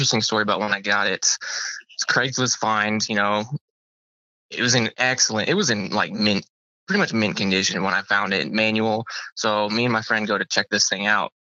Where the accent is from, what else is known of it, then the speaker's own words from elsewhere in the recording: Washington, United States; I grew up in Washington State